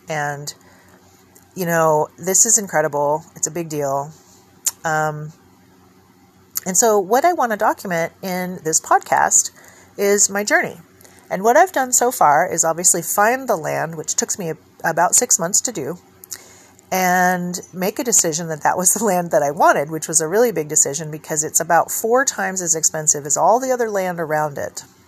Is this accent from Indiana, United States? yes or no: no; California, United States; moved away; also born or lived in Oregon; coming back to my home state